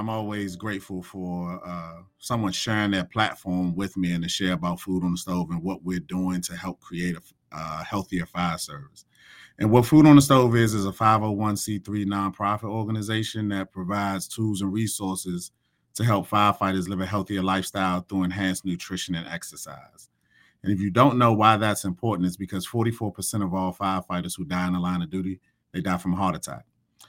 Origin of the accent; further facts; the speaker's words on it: Washington, District of Columbia, United States; a firehouse not too far from where I grew up from in Northeast DC.